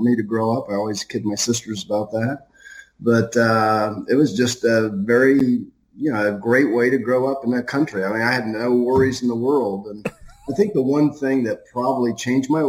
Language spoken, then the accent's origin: English; Ohio, United States; also born or lived in Venice, Florida; we're from Ohio